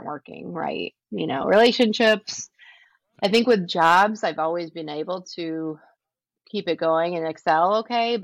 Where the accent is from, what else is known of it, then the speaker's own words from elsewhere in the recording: San Diego, California, United States; moved away as an adult; now in Detroit, United States; I'm from San Diego, California